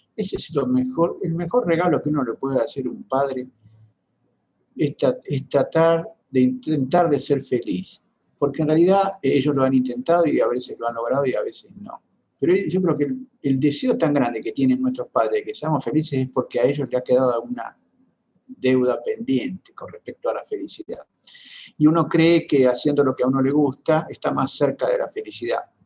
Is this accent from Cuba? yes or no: no; General Pico, La Pampa, Argentina; now in Buenos Aires, Argentina; mi pueblo, en General Pico, en La Pampa